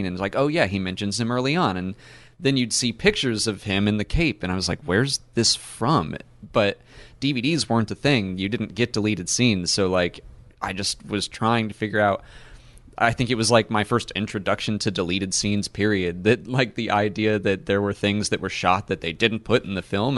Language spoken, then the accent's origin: English; Atlanta, Georgia, United States; I'm from Atlanta